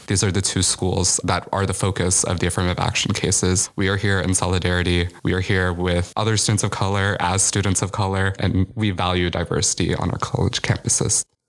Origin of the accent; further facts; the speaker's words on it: Chicago, Illinois, United States; moved away as an adult; now in New Haven, United States; I'm from Chicago